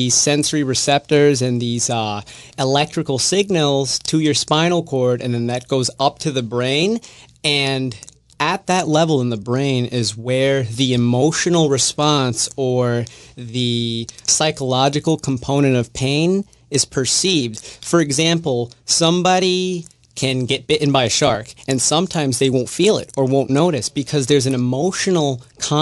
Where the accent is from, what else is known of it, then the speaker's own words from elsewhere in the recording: New York City, New York, United States; moved away as an adult; also born or lived in Fort Lauderdale, Florida / Buffalo, New York / Dallas, Texas; now in Jacksonville, United States; I'm originally from New York City. I was born in the Bronx of two immigrant parents.